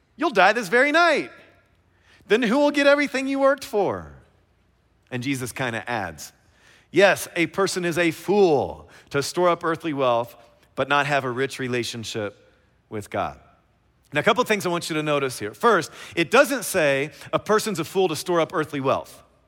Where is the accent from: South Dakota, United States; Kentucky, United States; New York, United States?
Kentucky, United States; I'm from Kentucky